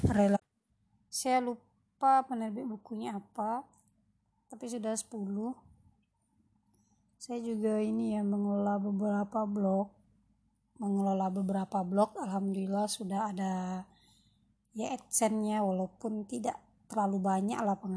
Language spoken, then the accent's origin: Indonesian; Pariaman, West Sumatra, Indonesia; also born or lived in Curup, Indonesia; now in Central Java, Indonesia; Nah, saya aslinya Minang, Sumatera Barat ya, Pariaman Orang tua saya asli darah Minang dan kami bersaudara. Saya bersaudara sembilan.